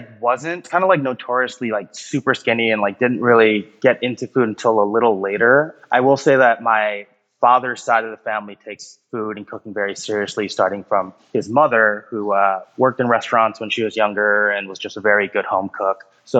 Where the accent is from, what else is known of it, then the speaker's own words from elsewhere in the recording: Highland Park, Illinois, United States; moved away as an adult; also born or lived in Chicago, Illinois; now in Los Angeles, United States; growing up in Highland Park, I was the more or less child of immigrants.